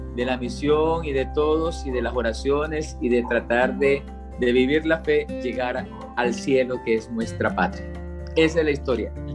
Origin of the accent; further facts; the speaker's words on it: Esmeraldas, Ecuador; moved away as an adult; also born or lived in Quito, Ecuador / Colombia / Dominican Republic; yo nací en el Ecuador, soy de ecuatoriano, nací en una ciudad a orillas del Océano Pacífico, con playa, se llama Esmeraldas